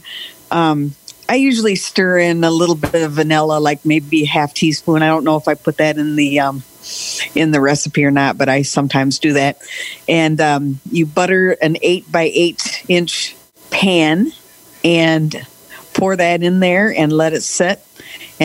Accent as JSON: {"language": "English", "town": "Lansing", "region": "Michigan", "country": "United States", "said": "I'm from Lansing, Michigan."}